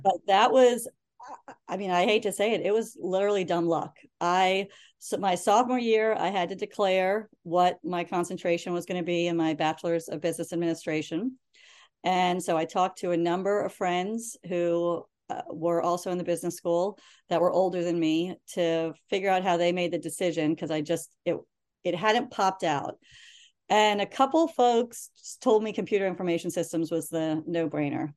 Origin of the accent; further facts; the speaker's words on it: Reston, Virginia, United States; also born or lived in Turkey / Harrisonburg, Virginia; I grew up in Northern Virginia